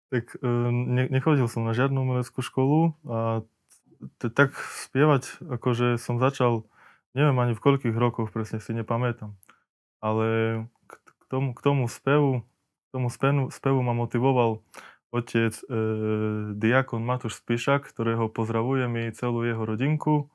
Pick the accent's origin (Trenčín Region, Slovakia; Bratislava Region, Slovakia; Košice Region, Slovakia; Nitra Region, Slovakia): Košice Region, Slovakia; Markovce; Takže ja pochádzam z dediny Markovce. E, svoje detstvo som prežil v tej dedine, E, tam som sa narodil